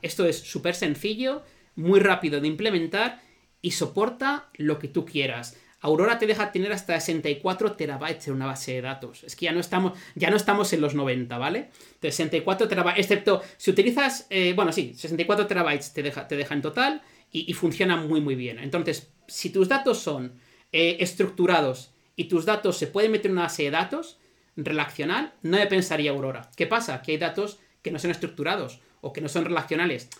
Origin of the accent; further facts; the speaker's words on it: Zaragoza, Aragon, Spain; Zaragoza, la ciudad de donde soy